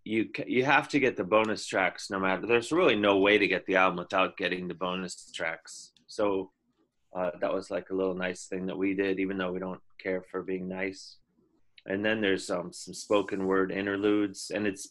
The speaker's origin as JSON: {"language": "English", "region": "Indiana", "country": "United States", "said": "I'm from Indiana"}